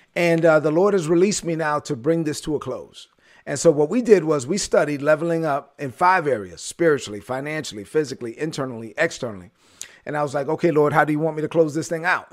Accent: New York City, New York, United States; I'm a Dominican kid from Brooklyn

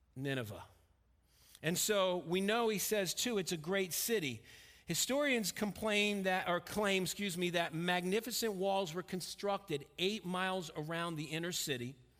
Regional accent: Stamford, Connecticut, United States; moved away; also born or lived in Pennsylvania; I grew up in Stamford, Connecticut

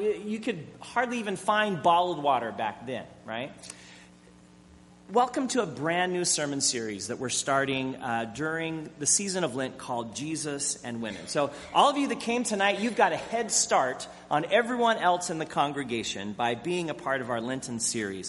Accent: Arizona, United States; moved away; I grew up in Arizona, where sun tea is king

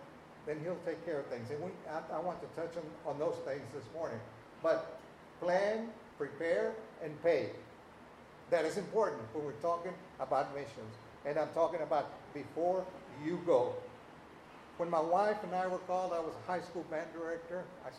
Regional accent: Texas, United States; we're from South Texas

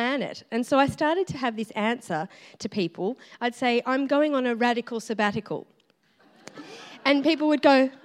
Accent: Dubbo, New South Wales, Australia; moved away as an adult; now in Melbourne, Australia; I'm from Dubbo in New South Wales originally

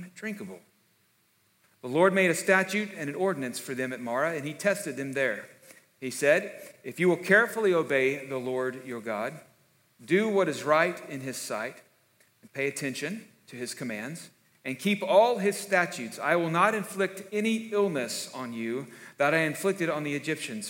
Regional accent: South Texas, United States; I'm from South Texas, because K99 out of Corpus, when I was growing up, every morning, my brother and I made it a point to listen to Earl Pitts before we went to school

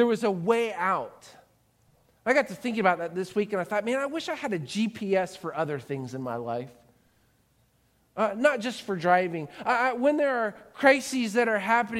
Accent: Florida, United States; Growing up in Florida

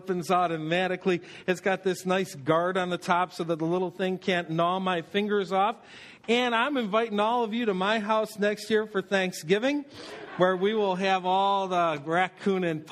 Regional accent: Buffalo, New York, United States; I grew up in Buffalo, and so we spent time in Toronto

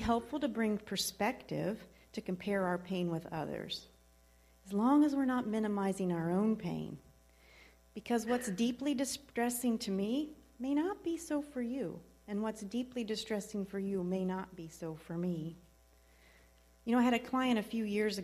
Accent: Southern Ohio, United States; I'm from Southern Ohio, so I can say wallowing

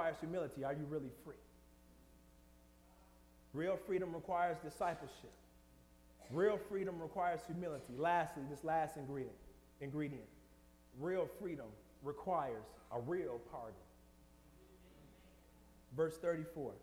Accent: Detroit, Michigan, United States; moved away; I'm from Detroit

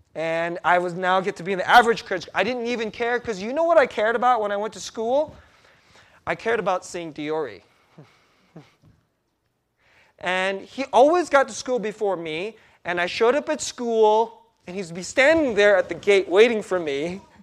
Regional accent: United States; first language Korean; English is a second language; also born or lived in Korea; I was five years old when our family immigrated to the U S, and that was nineteen seventy-six

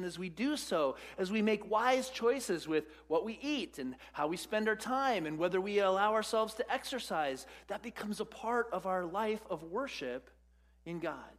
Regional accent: United States; as American Western Christians

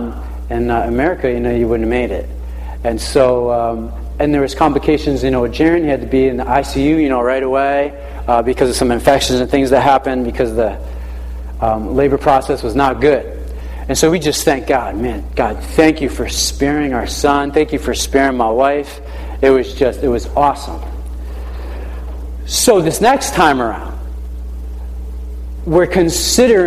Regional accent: New London, Connecticut, United States; I was born in New London, Lawrence Memorial Hospital

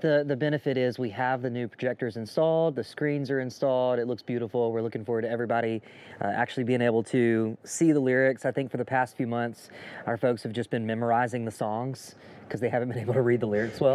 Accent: Jackson, Mississippi, United States; moved away as an adult; we grew up here uh, in the Jackson area

